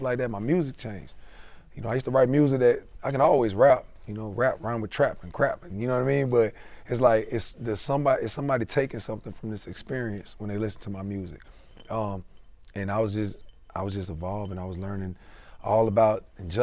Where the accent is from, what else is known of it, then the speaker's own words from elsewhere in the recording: South Florida, United States; moved away as an adult; also born or lived in Baltimore / Marietta; now in East Point, United States; I was born and raised in South Florida